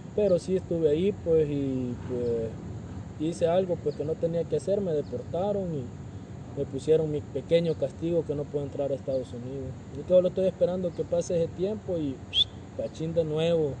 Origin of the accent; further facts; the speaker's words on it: El Salvador; moved away as an adult; now in Mexico; yo soy originario de El Salvador